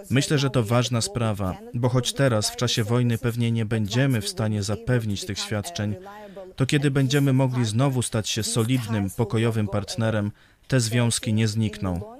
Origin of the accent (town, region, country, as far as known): Poland